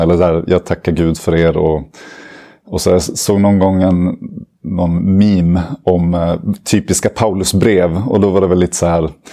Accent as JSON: {"language": "Swedish", "town": "Uppsala", "region": "Uppsala County", "country": "Sweden", "tie": "born or raised there", "also_born_or_lived": "Lund", "said": "jag är uppvuxen i Uppsala"}